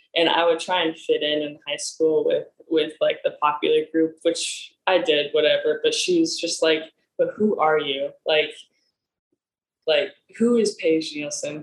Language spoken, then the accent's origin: English; Nebraska, United States; moved away as an adult; now in Los Angeles, United States; I'm from Nebraska.